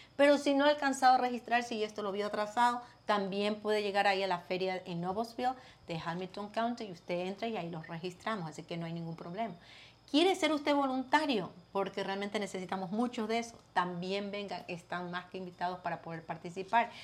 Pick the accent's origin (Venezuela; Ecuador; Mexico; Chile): Ecuador; now in United States; Yo soy ecuatoriana